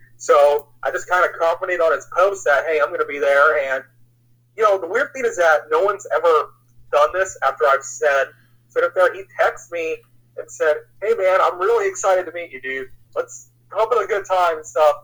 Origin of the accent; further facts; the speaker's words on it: Northern Kentucky, United States; also born or lived in Cincinnati, Ohio / Indiana; I was born in Cincinnati, Ohio, and I moved just south of there when I was about three. So I've kind of grown up in the Northern Kentucky, Indiana area since I was like five.